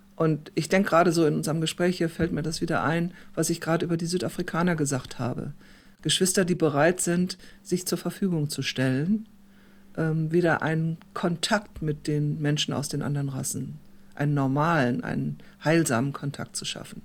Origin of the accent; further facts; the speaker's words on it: Germany; moved away as an adult; also born or lived in South Africa; als Deutsche